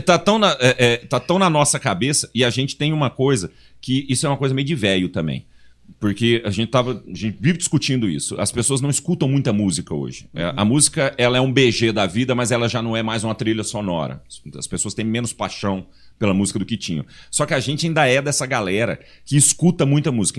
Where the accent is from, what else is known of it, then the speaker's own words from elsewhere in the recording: Goiás, Brazil; principalmente eu e o Chiquinho, que somos de Goiás